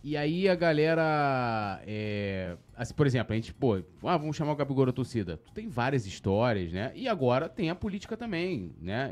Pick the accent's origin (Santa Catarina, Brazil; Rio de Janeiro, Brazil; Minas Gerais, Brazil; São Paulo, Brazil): Rio de Janeiro, Brazil; São Gonçalo; eu vim de São Gonçalo